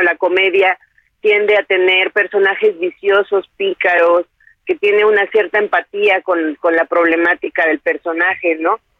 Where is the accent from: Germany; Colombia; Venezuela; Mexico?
Mexico; nos une como mexicanos